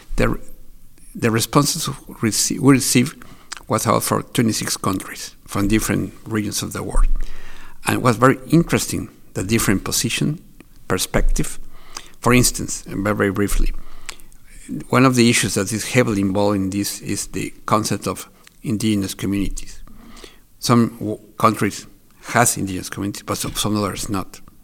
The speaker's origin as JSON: {"language": "English", "country": "Mexico", "said": "I'm from Mexico"}